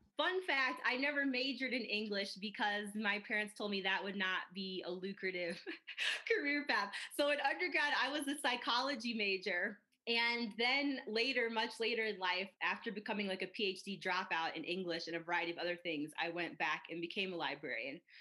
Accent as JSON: {"language": "English", "region": "Midwest", "country": "United States", "tie": "born or raised there", "moved": "yes", "lives_now": "Colorado Springs, United States", "said": "I grew up in the Midwest"}